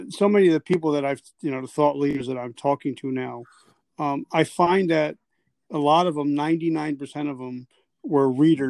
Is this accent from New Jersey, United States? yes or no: yes; New Jersey, United States; I'm from Jersey, so East Coast boys got to stick together.